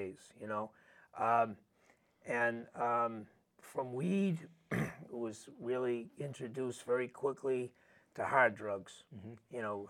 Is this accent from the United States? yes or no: yes; Boston, Massachusetts, United States; I grew up in Hyde Park, and at that time there wasn't a lot of drugs in the community, believe it or not.